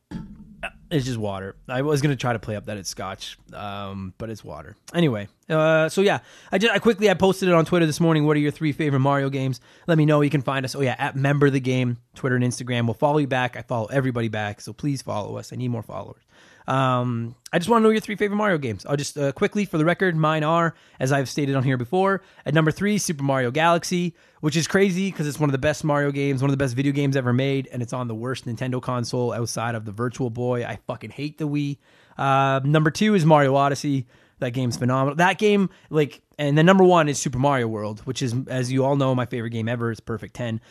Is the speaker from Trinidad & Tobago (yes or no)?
no; Canada; I'm from Canada.